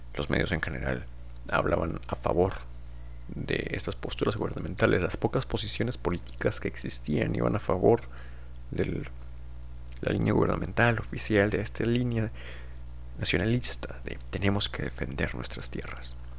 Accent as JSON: {"language": "Spanish", "country": "Mexico", "said": "yo diría que soy mexicano, por supuesto. Tanto en mis documentos oficiales por haber nacido en un estado"}